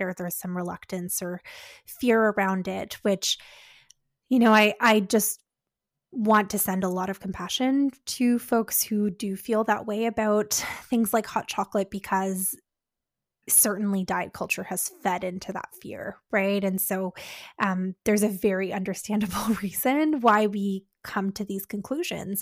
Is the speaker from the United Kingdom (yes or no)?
no; Canada